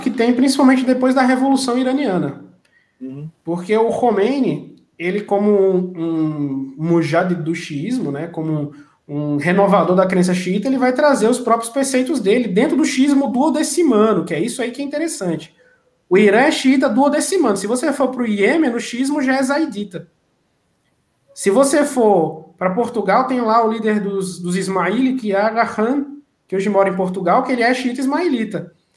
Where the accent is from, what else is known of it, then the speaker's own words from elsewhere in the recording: Northeast Region, Brazil; now in Barretos, Brazil; eu que venho do Nordeste